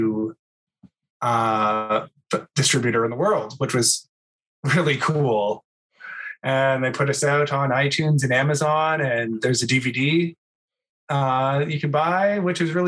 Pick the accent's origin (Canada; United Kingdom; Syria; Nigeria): Canada; Vancouver Island, British Columbia; moved away as an adult; also born or lived in Ontario; now in Toronto, Canada; I went to high school in on Vancouver Island in a really small town, and then moved to Toronto because I'm originally from Ontario